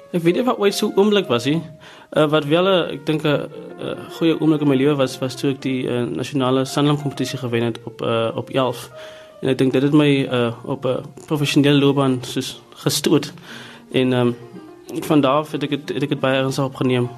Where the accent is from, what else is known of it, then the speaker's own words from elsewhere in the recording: South Africa; moved away as an adult; also born or lived in Stellenbosch / Cleveland; Ek het groot geword in Riverstal